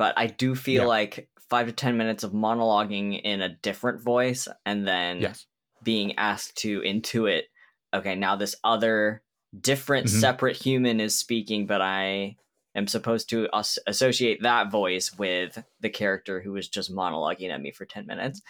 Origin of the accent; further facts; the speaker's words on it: Kansas City, United States; Okay, so does this movie take place in Kansas City? Because I'm from Kansas City and I should watch it if that's the case.